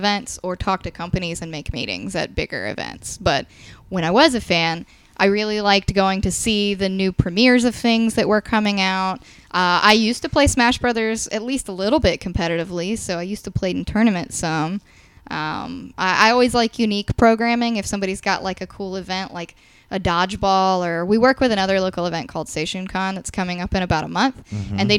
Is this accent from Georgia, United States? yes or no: yes; Savannah, Georgia, United States; now in Atlanta, United States; I'm actually from Savannah originally, so I'm very familiar with SCAD proper